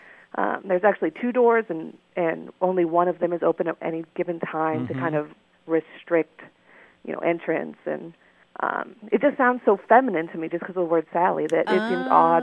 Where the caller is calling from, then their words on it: Berlin, New Hampshire, United States; I'm calling from Berlin, New Hampshire.